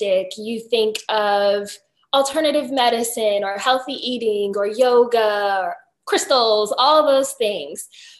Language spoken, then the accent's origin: English; Virginia, United States; now in St. Petersburg, United States; Right now, I am living in Florida, but I'm originally from Virginia